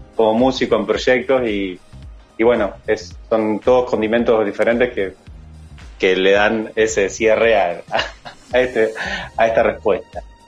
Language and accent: Spanish; Nueva Helvecia, Colonia, Uruguay; also born or lived in Rosario, Colonia; Yo soy de Nueva Albesia